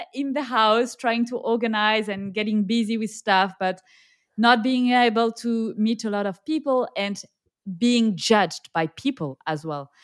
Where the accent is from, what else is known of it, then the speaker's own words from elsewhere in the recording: south of France, France; accent: French; English is a second language; also born or lived in Nigeria; now in Indonesia; I am French, uh, as you can tell by my accent, and I grew up in a very, very small village in the south of France